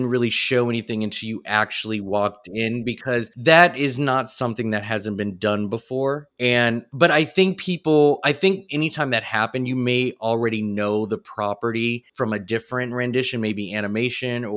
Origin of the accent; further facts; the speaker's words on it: Seattle, Washington, United States; I grew up in Seattle.